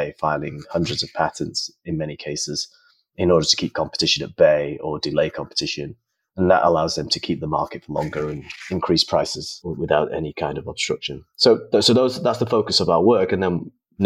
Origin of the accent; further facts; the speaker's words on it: United Kingdom; moved away as an adult; also born or lived in India; I'm from the United Kingdom, so I practiced in the UK